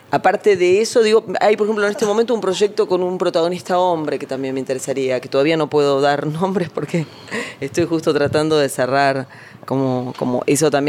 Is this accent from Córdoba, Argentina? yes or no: no; Buenos Aires, Argentina; born there; Nací acá en Palermo.